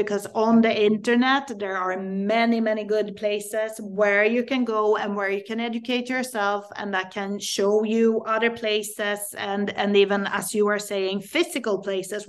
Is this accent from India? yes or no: no; Sweden; I am Swedish. I grew up in Sweden